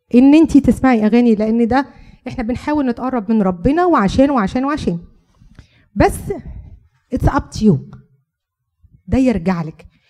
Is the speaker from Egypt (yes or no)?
yes; Egypt; moved away; احنا عارفين كمصريين